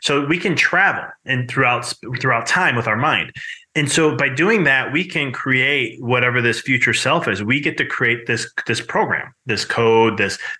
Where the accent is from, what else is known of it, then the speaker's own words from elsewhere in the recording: Chicago, Illinois, United States; moved away; I'm originally from Chicago